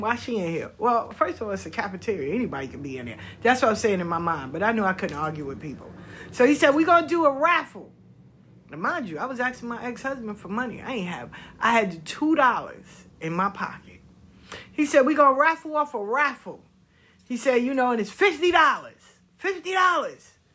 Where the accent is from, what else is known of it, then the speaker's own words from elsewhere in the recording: the South, United States; I'm from the South.